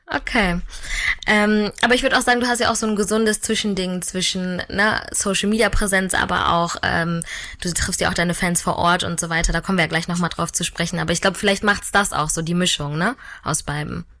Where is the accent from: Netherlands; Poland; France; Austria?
France; Ich als Französin